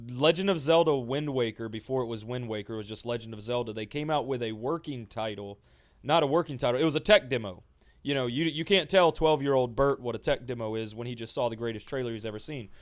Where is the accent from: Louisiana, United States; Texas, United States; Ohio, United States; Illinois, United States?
Louisiana, United States; Ethel; I was born in Ethel, Louisiana, middle of nowhere, miles from fucking anybody or anything big